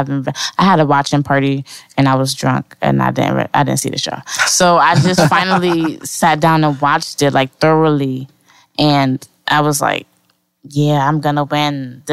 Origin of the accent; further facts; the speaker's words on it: Bridgeport, Connecticut, United States; I'm from Bridgeport, Connecticut.